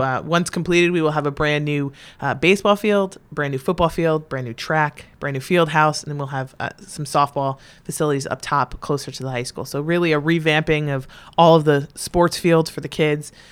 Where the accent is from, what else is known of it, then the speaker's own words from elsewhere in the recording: North Branford, Connecticut, United States; I was born and raised in North Branford, Connecticut. Really in Northford, Connecticut